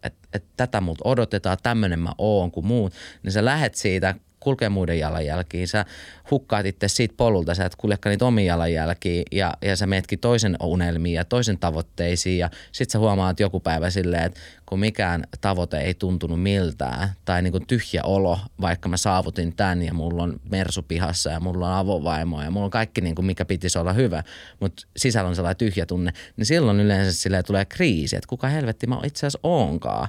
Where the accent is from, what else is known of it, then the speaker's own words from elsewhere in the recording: Finland; also born or lived in Switzerland; mä en ole syntynyt Suomessa, mä synnyin Sveitsissä ja Me tultiin, kun mun isä lähti, kun mä olin yhdeksän kuukautinen